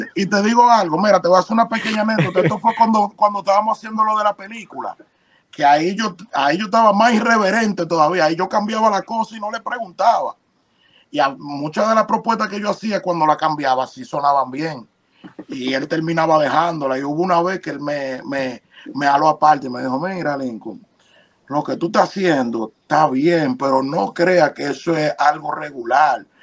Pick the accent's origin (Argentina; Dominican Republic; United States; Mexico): Dominican Republic; yo nací, crecí en República Dominicana